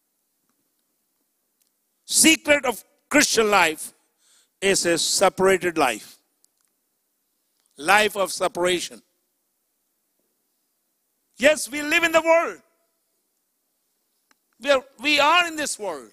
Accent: Chicago, Illinois, United States; I'm from Chicago

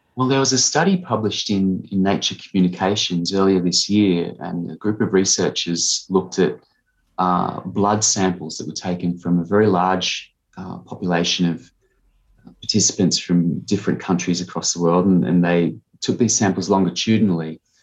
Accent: Harden, New South Wales, Australia; also born or lived in Murrumbidgee Irrigation Area, New South Wales; now in South Australia, Australia; I grew up on a sheep farm uh, near Harden, which is a small town in southern New South Wales

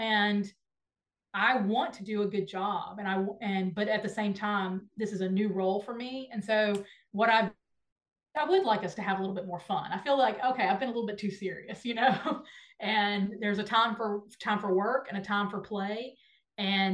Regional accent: Nashville, Tennessee, United States; you love my hometown. So I love that you talk about Nashville

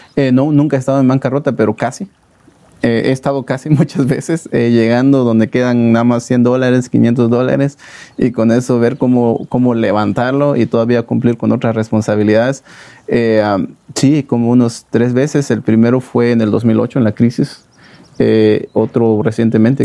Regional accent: Guatemala; moved away; los guatemaltecos somos emprendedores los guatemaltecos somos luchadores

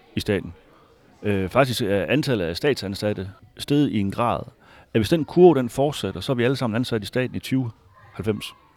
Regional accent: Hvide Sande, Central Denmark Region, Denmark; also born or lived in Harboøre; now in Fredericia, Denmark; helt oprindeligt så er jeg fra Harboøre, ja, og har vokset op i Hvide Sande, en lille by øh, lidt syd for Harboøre

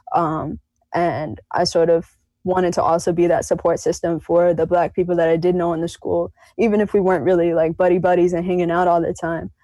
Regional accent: Ogden Dunes, Indiana, United States; also born or lived in Chicago, Illinois; I was born in Chicago and moved to Ogden Dunes when I was four

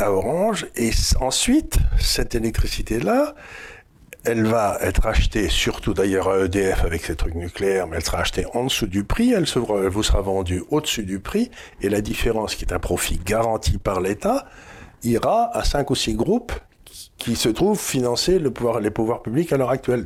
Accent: France; je suis français

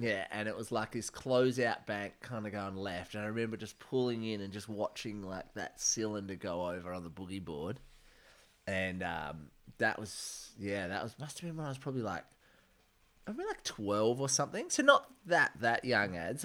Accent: Margaret River, Western Australia, Australia; I was born in Margaret River

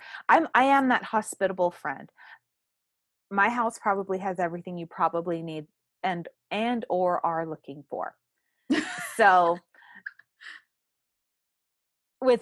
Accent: Texas, United States; I'm a Texan.

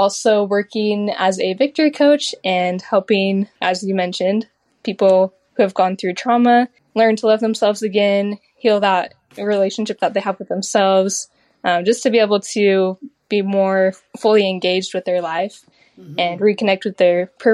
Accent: Utah, United States; I grew up in Utah, you know, around the mountains up there

